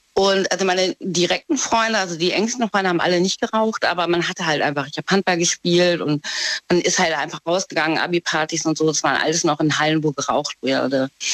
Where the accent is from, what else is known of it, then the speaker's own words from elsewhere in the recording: Trier, Rhineland-Palatinate, Germany; ich komme aus Trier.